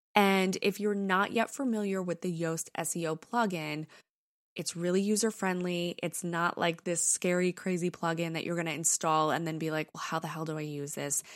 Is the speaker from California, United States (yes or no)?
no; New York, United States; accent: New York; my British accent comes out before my New York accent